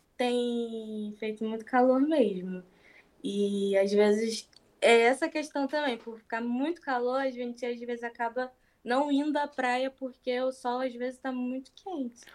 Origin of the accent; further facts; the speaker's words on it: Rio de Janeiro, Brazil; sou do Rio de Janeiro